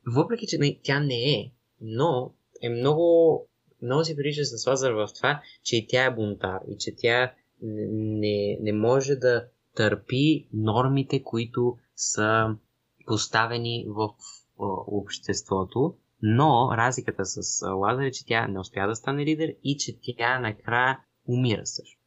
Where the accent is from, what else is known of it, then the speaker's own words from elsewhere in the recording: Bulgaria; ние тази идея си я имаме по принцип като българи